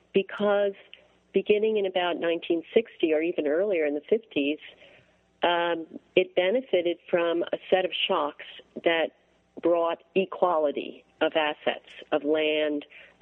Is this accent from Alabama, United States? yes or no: no; Montclair, New Jersey, United States; I grew up in a suburb of New York City, Montclair, New Jersey. In a, you know, a prosperous 1950s setting.